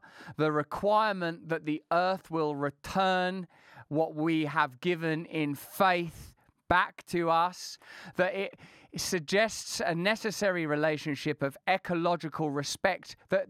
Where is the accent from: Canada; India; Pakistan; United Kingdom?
India; as an Indian, I wonder, do you feel that the successes of the Indian Revolution can somehow be deployed in this new form of oppression?